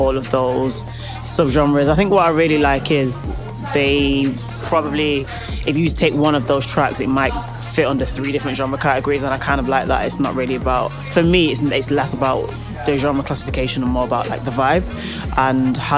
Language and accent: English; Manchester, North West England, United Kingdom; moved away as an adult; now in London, United Kingdom; I am from Manchester, as you said. I've been in London about 8 years